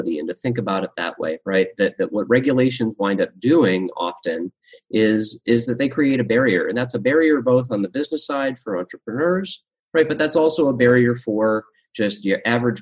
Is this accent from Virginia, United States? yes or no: no; Massachusetts, United States; now in Nebraska, United States; I grew up in Massachusetts, a lot more regulations than in Nebraska, where I am now.